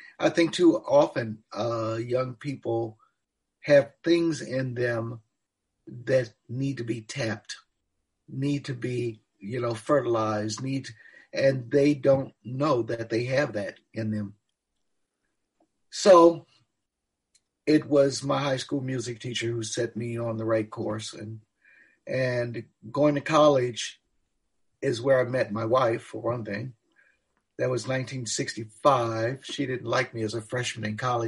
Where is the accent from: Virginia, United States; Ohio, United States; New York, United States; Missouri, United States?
Ohio, United States; Cleveland; moved away as an adult; also born or lived in Knoxville; I grew up in Cleveland.